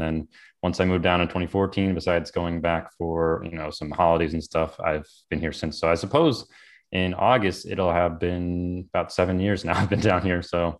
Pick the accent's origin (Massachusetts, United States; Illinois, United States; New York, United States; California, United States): Illinois, United States; now in Florida, United States; No, I actually grew up in kind of a little bit north of Chicago, kind of what we call the Chicagoland area, where you're usually like an hour outside of Chicago